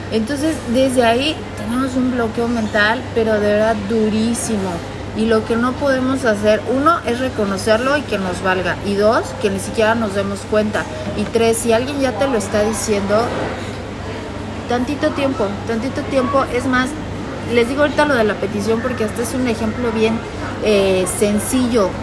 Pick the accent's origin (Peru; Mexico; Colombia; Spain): Mexico; Soy mexicana